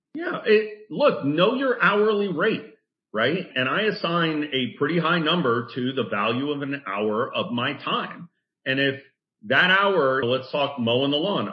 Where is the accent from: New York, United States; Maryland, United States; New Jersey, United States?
New Jersey, United States; I'm from Jersey